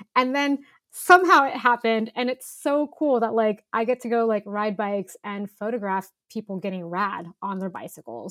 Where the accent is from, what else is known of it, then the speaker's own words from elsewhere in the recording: Northern California, United States; I grew up in Northern California